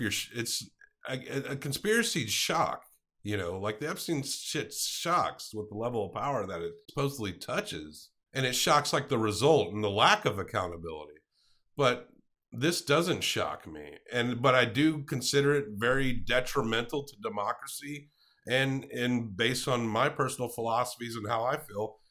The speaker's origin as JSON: {"language": "English", "region": "the South", "country": "United States", "tie": "born or raised there", "said": "we grew up in the South"}